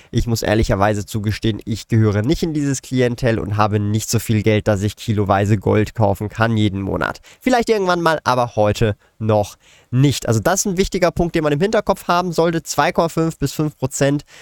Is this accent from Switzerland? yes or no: yes; Switzerland